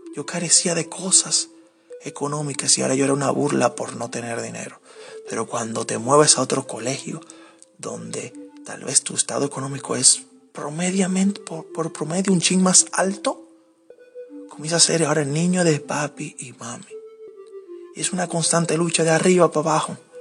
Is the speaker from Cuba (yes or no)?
no; Dominican Republic; nosotros como dominicanos